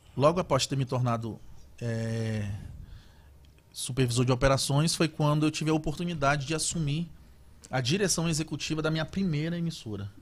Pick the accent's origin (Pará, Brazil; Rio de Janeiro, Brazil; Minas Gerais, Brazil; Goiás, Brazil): Pará, Brazil; Belém; accent: paraense; moved away as an adult; also born or lived in Macapá / São Paulo / Salvador / Itabuna; Eu sou natural de Belém do Pará